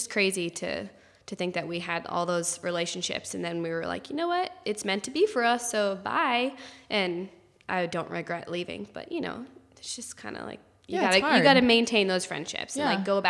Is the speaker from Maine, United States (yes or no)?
yes; Northern Maine, United States; moved away as an adult; also born or lived in Chicago; now in Austin, United States; I grew up in Maine and then after grad school went to Chicago